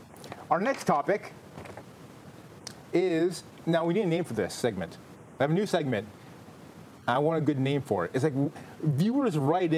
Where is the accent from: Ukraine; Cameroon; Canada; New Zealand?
Canada; moved away; I am still Canadian.